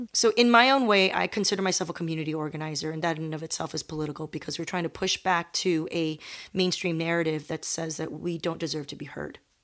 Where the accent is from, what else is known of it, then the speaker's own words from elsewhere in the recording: Torrance, California, United States; the South Bay of Los Angeles, which is where I grew up